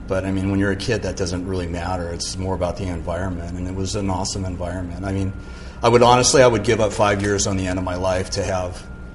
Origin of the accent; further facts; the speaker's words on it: Malibu, California, United States; also born or lived in San Mateo; So I was born in Northern California. I was born in San Mateo. And we lived there until I was about 6. And then at that time, we moved to Southern California. And we moved to Point Doom in Malibu.